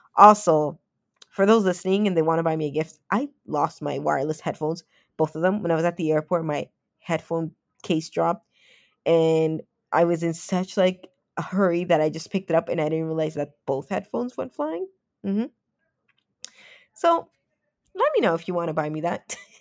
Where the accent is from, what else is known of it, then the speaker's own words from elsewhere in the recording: Toronto, Ontario, Canada; moved away; I am a Canadian kid at heart. I did grow up in Toronto